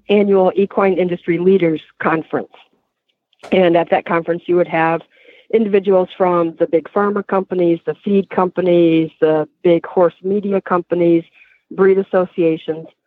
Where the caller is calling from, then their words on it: Massachusetts, United States; Uh, Massachusetts, Western Massachusetts.